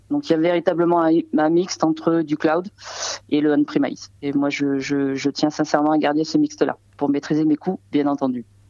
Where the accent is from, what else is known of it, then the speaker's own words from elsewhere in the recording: Saint-Péray, Auvergne-Rhône-Alpes, France; je suis née à côté de Valence, donc j'aime beaucoup aussi le Saint-Péret, qui est mon village natal